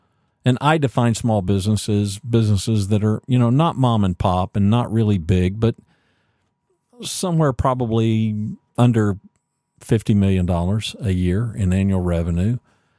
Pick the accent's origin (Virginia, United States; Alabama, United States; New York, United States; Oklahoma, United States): Oklahoma, United States; Ada; born there; now in Texas, United States; I was born in Ada, Oklahoma, and we moved around quite a lot.